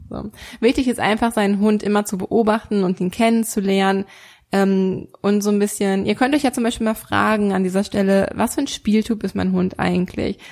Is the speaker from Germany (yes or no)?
yes; Germany; hier bei uns in Deutschland